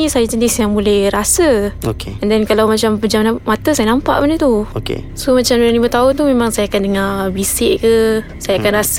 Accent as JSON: {"language": "Malay", "region": "Kelantan", "country": "Malaysia", "said": "asal daripada Kelantan Dan memang turunan saya ni Wan daripada dulu lagi lah"}